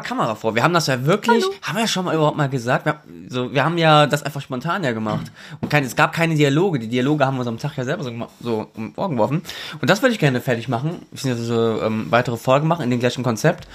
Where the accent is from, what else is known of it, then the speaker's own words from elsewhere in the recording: Germany; ich bin Deutscher. Mein, mein Vater kommt aus Pakistan